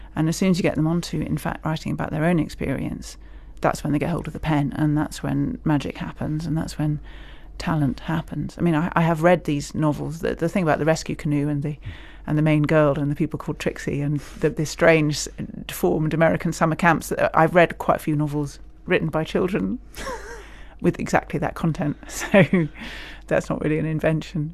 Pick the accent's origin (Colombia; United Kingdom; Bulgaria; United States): United Kingdom; Scotland; now in England, United Kingdom; I'm a Scot living in England.